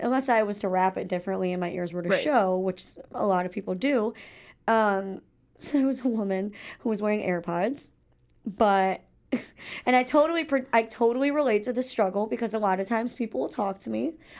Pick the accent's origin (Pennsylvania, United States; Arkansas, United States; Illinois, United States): Illinois, United States; It's funny because I live in Illinois, but I live just a couple miles south of Chicago, so I technically, like, I'm from the Midwest, but I have no idea.